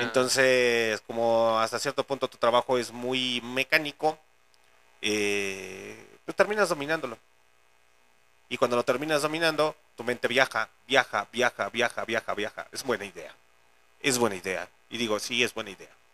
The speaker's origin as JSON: {"language": "Spanish", "town": "León", "region": "Guanajuato", "country": "Mexico", "said": "la gente que somos de León, Guanajuato"}